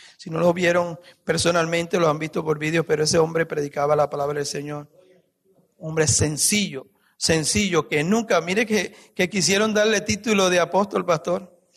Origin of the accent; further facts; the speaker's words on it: Guayanilla, Puerto Rico; moved away; en mi país, mi pueblo en Puerto Rico se llama Guayanilla, cerca de una ciudad que se llama Ponce.